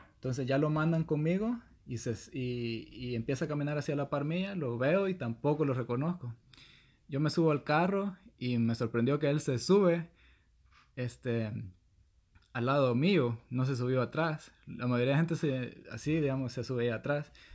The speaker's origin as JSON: {"language": "Spanish", "country": "El Salvador", "tie": "born or raised there", "said": "soy del Salvador"}